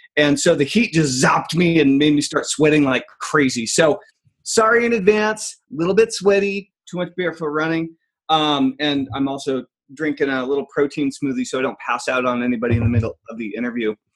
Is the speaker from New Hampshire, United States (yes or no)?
yes; Enfield, New Hampshire, United States; I grew up in Enfield, New Hampshire, very small town.